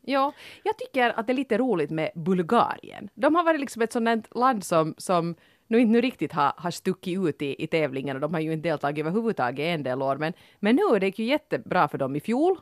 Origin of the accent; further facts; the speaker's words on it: Finland; som finlandssvenskar